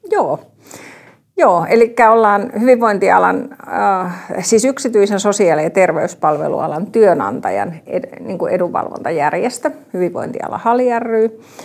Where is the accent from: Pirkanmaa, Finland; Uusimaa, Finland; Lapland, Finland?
Pirkanmaa, Finland; Tampere; also born or lived in Ikaalinen; muutin Ikaalisista takaisin kotiin Tampereelle